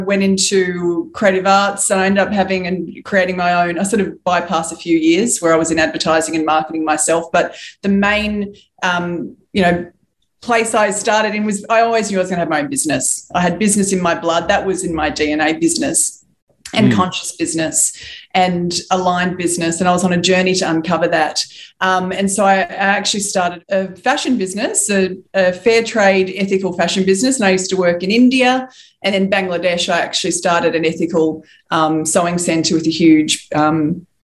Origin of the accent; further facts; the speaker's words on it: Wollongong, New South Wales, Australia; I was born in the Gong. For anyone that doesn't know that, it's Wollongong.